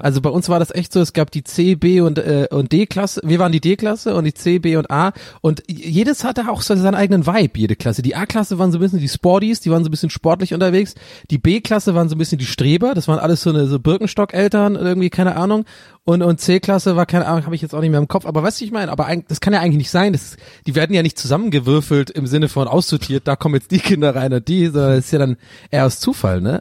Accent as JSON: {"language": "German", "town": "Tübingen", "region": "Baden-Württemberg", "country": "Germany", "tie": "born or raised there", "moved": "yes", "said": "Bei uns in Tübingen"}